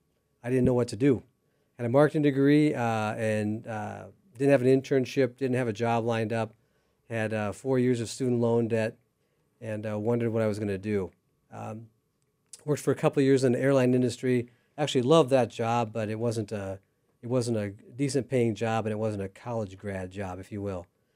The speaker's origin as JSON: {"language": "English", "town": "Des Moines", "region": "Iowa", "country": "United States", "said": "So I came in 1985. That's a long time ago. I came from Des Moines, Iowa without much money, and I was actually headed to a different university to run track and field."}